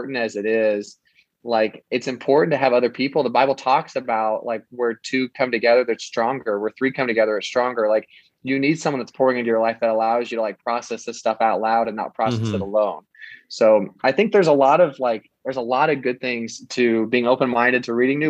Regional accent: Kansas, United States; also born or lived in Florida; growing up in Kansas and where I live now, almost every person here is white. Like our state is almost entirely white

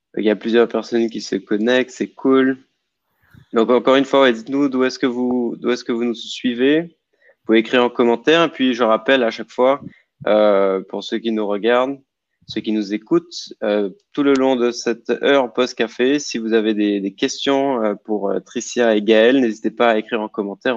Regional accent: Guadeloupe; chez nous en Guadeloupe

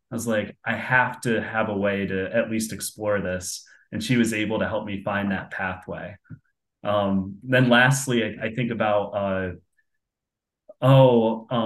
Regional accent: Binghamton, New York, United States; my mother's 100% Irish, and if you walk around in my hometown in Binghamton, New York, you're bound to bump into someone uh, from Ireland or that's Irish.

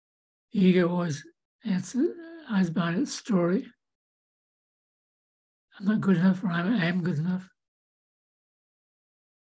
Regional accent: New Zealand; moved away as an adult; also born or lived in Santa Rosa, California / Davenport, Iowa; now in United States; growing up in New Zealand

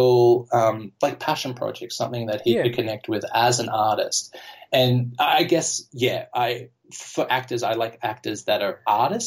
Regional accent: Australia; first language English; moved away as an adult; now in Amsterdam, Netherlands; as an Australian growing up with Heath Ledger in Australia

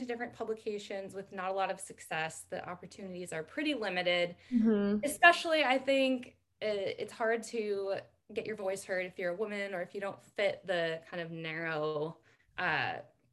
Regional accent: Northern California, United States; I grew up in Northern California and had kind of a rural NorCal upbringing.

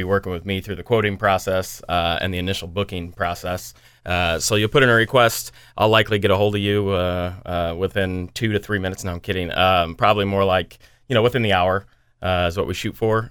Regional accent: United States; now in Des Moines, United States; I'm from the Quad Cities

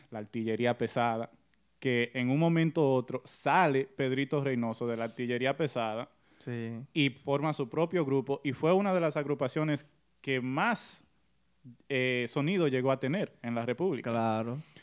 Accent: United States; yo soy americano

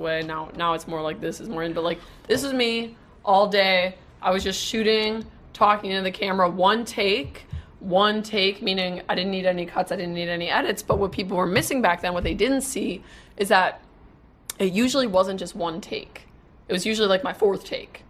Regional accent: Wisconsin, United States; now in Dallas, United States; since I'm from Wisconsin

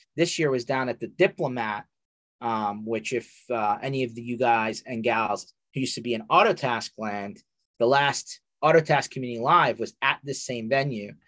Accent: United States; I'm very American

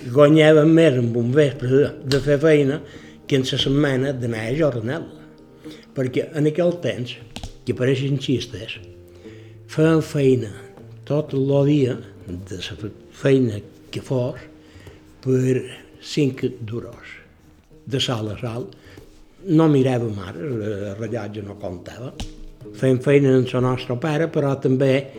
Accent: Maria de la Salut, Balearic Islands, Spain; Jo vaig néixer dia 3 de maig del 37. Vaig néixer a Maria de, de la Salut. Sí, Maria era un poble petit

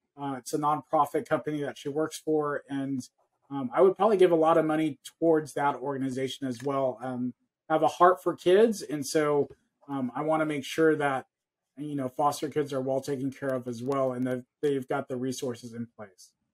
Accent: California, United States; I was born and raised here in California, so I was very Americanized

